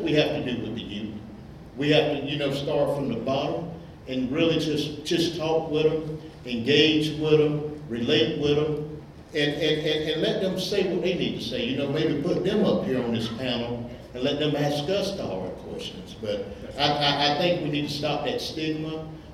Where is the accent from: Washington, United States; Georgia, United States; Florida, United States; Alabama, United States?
Georgia, United States; Elberton; I grew up in Elberton as a young guy.